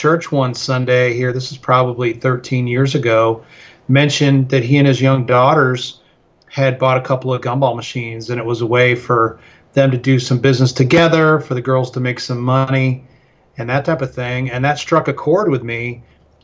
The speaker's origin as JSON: {"language": "English", "town": "Chicago", "region": "Illinois", "country": "United States", "tie": "born or raised there", "also_born_or_lived": "Colorado Springs, Colorado / Lubbock, Texas / Houston, Texas", "moved": "as an adult", "lives_now": "Stephenville, Texas, United States", "said": "I grew up in the Chicago area"}